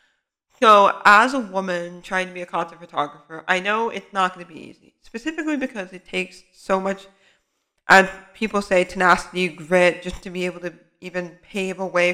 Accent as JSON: {"language": "English", "area": "Bay Area", "region": "California", "country": "United States", "said": "I'm from the Bay Area. I'm a student."}